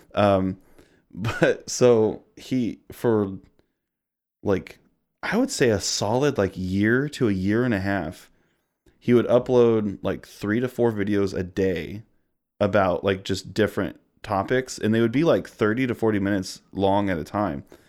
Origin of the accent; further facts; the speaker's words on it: Missouri, United States; born and raised in Missouri, grew up here, lived here almost, actually, my entire life.